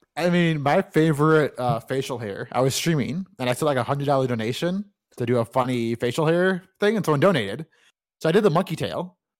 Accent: United States; I'm from America

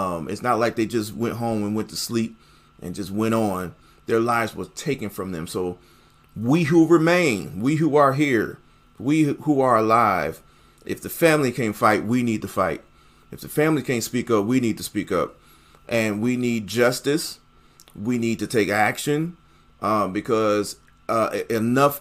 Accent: Buffalo, New York, United States; moved away; my hometown in the city of Buffalo, New York

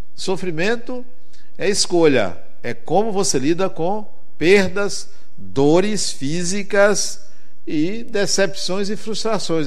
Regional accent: Brazil; Eu venho do Brasil, e onde eu moro é muito quente

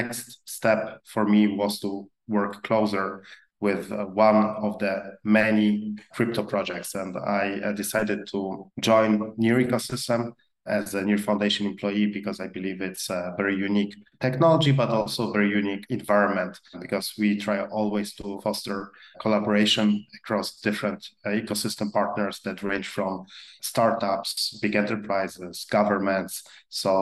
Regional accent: Poland; accent: very exotic English accent; also born or lived in Peru / France / Spain / Mexico; I grew up in Poland

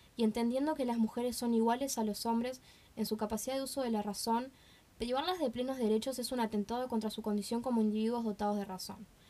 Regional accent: Uruguay

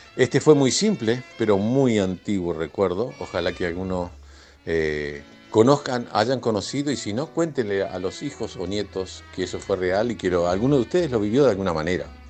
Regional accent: Montevideo, Uruguay; now in New Jersey, United States; yo me crié en un hogar bastante humilde, y vivía por allá por el barrio Piria o Jardines del Hipódromo

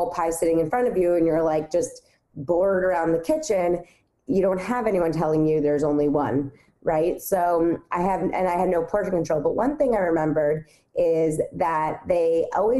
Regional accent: New York City, New York, United States; I grew up on the Upper West Side of Manhattan

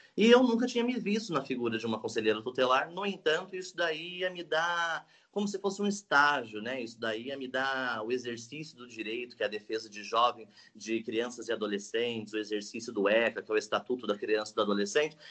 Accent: Salesópolis, São Paulo, Brazil; estudei a vida toda aqui em Salesópolis

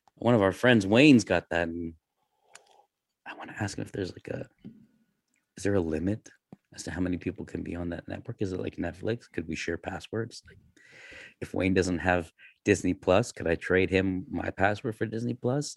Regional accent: Canada; I'm Canadian.

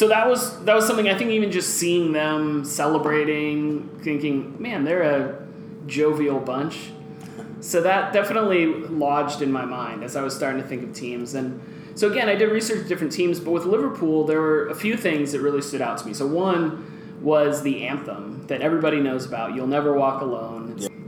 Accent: Guatemala; Well, I grew up in Guatemala, which is a soccer-crazed country

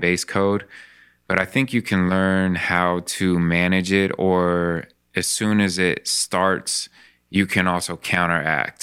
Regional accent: Spokane, Washington, United States; when I grew up in Spokane

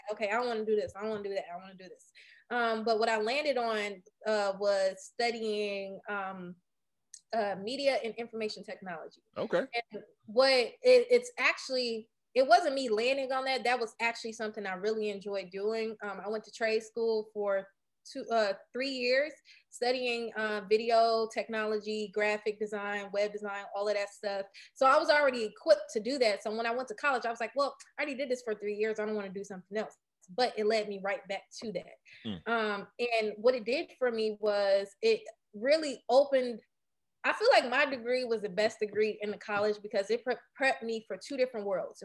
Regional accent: Detroit, Michigan, United States; I was born and raised on the east side of Detroit

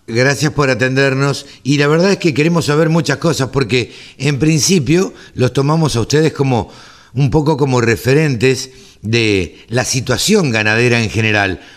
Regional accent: Maipú, Buenos Aires Province, Argentina; born or raised there

